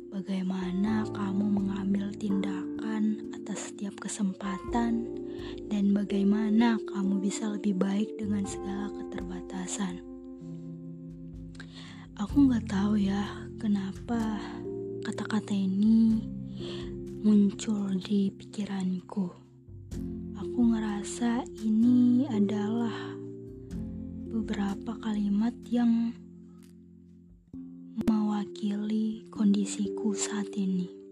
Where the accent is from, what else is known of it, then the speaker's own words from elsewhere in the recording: Sumatra, Indonesia; Dulu waktu SMA aku selalu ingin kuliah di Pulau Jawa karena aku sendiri berasal dari Pulau Sumatera.